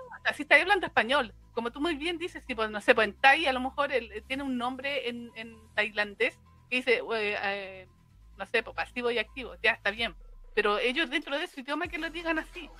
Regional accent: Chile; nosotros hablemos como chilenos

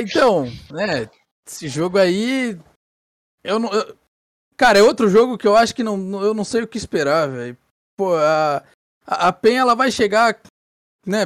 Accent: Brazil; eu como um bom brasileiro

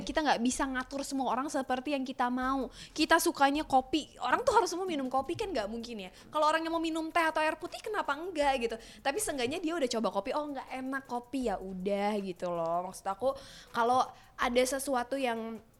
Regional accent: Sunda, Indonesia; saya orang Sunda

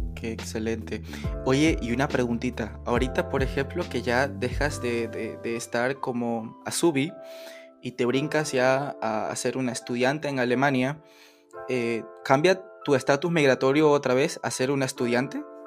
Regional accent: Ecuador; now in Germany

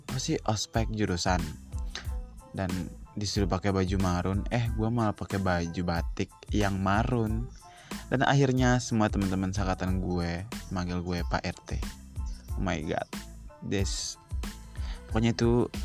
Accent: West Nusa Tenggara, Indonesia; gue asalnya NTB dari Universitas Swasta di Sumbawa Besar.

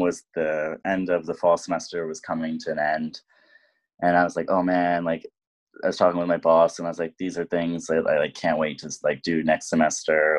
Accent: lower Hudson Valley, New York, United States; also born or lived in Bronx, New York; I am from the Bronx originally, uh, but I mainly grew up in the lower Hudson Valley region, so near Bear Mountain

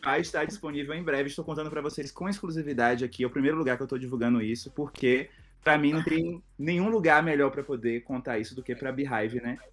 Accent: Itabuna, Bahia, Brazil; minha cidade, Tabuna, eu sou do interior da Bahia

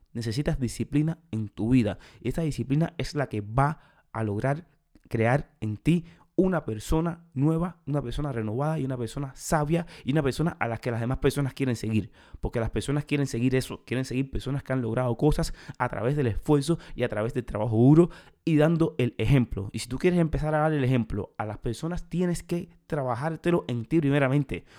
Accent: Cuba; moved away; En mi país, en Cuba, hay muchísimo talento

